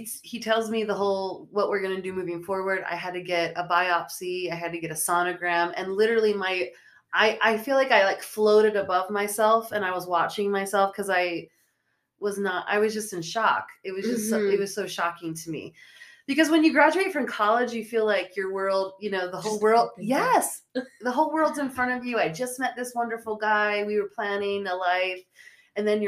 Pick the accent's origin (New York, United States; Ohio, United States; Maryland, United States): Maryland, United States; moved away as an adult; now in Utah, United States; I'm from Maryland and moved to Utah 2 years ago